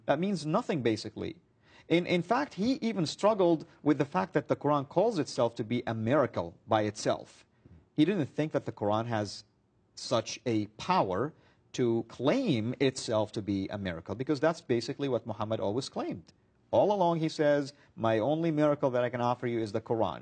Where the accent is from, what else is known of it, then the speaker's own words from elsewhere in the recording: Saudi Arabia; moved away; I grew up in Saudi Arabia